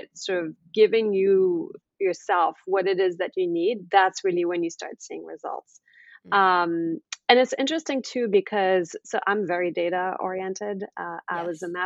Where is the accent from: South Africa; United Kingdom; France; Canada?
France; now in United States; I'm actually originally from France. I've been living in the US for about 20 years.